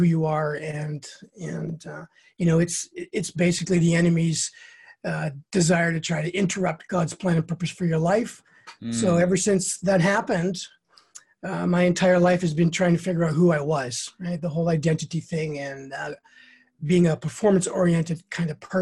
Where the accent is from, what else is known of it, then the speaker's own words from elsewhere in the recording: Canada; I'm Canadian